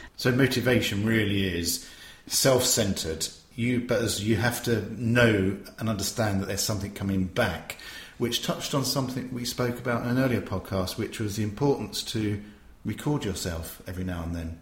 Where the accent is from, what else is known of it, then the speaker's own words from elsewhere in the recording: Tunbridge Wells, South East England, United Kingdom; my hometown of Tunbridge Wells